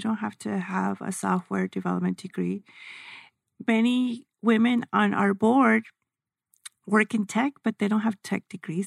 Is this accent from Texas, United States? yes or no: yes; El Paso, Texas, United States; I'm from El Paso